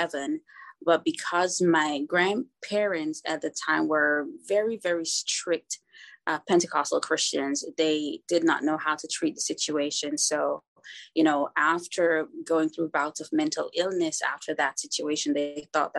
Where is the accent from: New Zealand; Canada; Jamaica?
Jamaica; also born or lived in Kingston, Jamaica; I was born in Kingston, Jamaica, to a teen mom